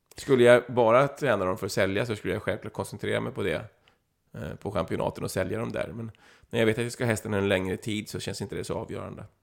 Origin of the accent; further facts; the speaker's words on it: Flyinge, Skåne, Sweden; när jag växte upp på Flyinge där, var 14, 15, 16 år